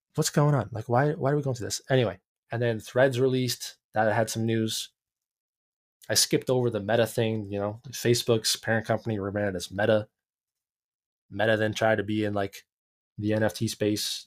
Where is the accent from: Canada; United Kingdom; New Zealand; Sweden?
Canada